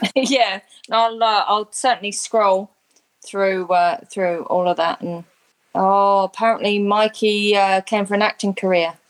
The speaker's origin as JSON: {"language": "English", "region": "London", "country": "United Kingdom", "tie": "born or raised there", "also_born_or_lived": "Sydney, Australia", "moved": "yes", "lives_now": "Brisbane, Australia", "said": "I grew up in London, lived in Sydney, and now live in in Brisbane"}